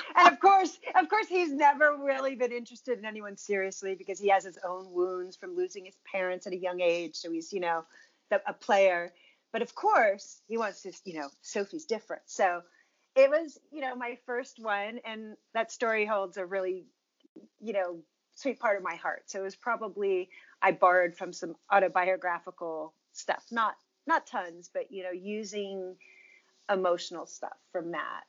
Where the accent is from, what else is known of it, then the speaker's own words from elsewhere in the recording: Virginia, United States; I grew up in Virginia.